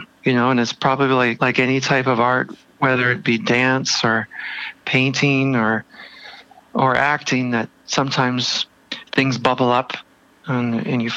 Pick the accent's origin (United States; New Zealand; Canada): Canada; Toronto, Ontario; moved away as an adult; also born or lived in Vancouver; when I was 18, and I moved from Toronto to Vancouver.